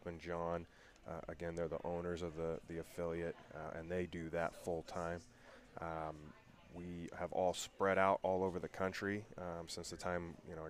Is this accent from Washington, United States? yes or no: yes; University Place, Washington, United States; We're from University Place, Washington. That's a small city just about 40 miles south of Seattle, just outside of Tacoma, Washington.